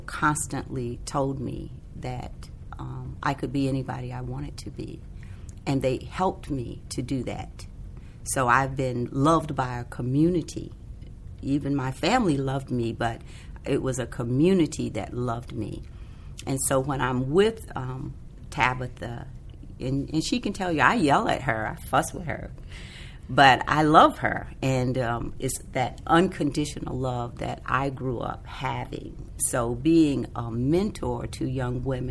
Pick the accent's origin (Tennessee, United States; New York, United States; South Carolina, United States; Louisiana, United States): South Carolina, United States; I grew up in South Carolina